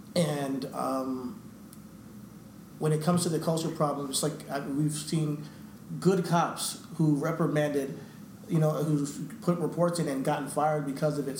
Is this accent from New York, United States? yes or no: yes; New York, United States; we're, we from New York